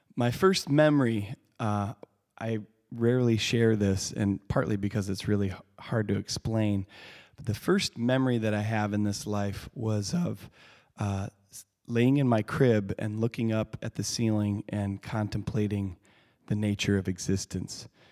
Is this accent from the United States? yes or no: yes; Lake City, Michigan, United States; it was a pretty idyllic childhood I had growing up on Earthwork Farm